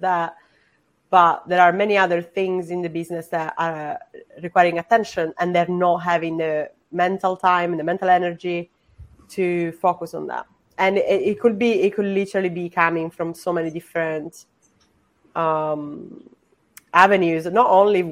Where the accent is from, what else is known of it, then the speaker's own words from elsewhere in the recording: Sicily, Italy; I'm also non-binary and I'm from Sicily.